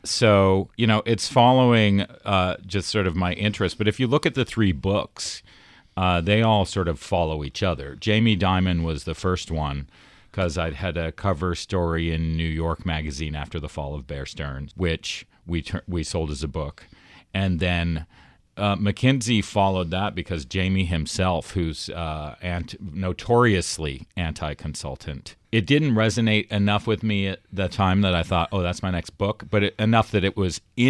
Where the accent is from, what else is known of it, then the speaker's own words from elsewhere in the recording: Toronto, Ontario, Canada; moved away as an adult; also born or lived in United States; I was from Toronto, and I did not have a sense of Wall Street at the time.